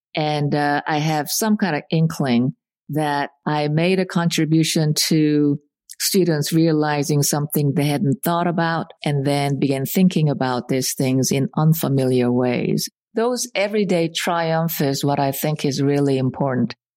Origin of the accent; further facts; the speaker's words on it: Seoul, South Korea; moved away; When I was growing up in Seoul, I had a lot of relatives